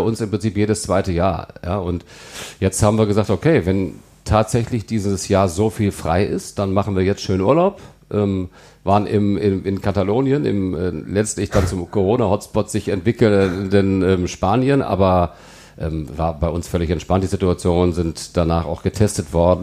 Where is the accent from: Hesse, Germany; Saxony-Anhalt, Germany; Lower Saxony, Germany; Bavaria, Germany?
Lower Saxony, Germany; Melle; moved away as an adult; also born or lived in Celle; now in Cologne, Germany; Melle liegt bei Osnabrück, ja. da bin ich groß geworden